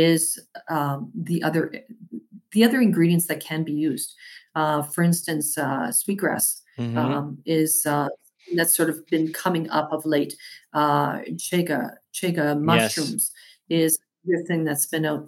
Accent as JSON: {"language": "English", "town": "Winnipeg", "region": "Manitoba", "country": "Canada", "tie": "born or raised there", "moved": "yes", "lives_now": "Toronto, Canada", "said": "My hometown."}